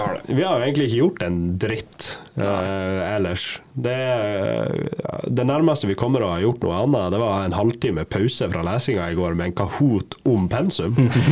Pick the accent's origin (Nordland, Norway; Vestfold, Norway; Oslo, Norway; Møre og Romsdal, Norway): Nordland, Norway; Lofoten; jeg er fra Lofoten.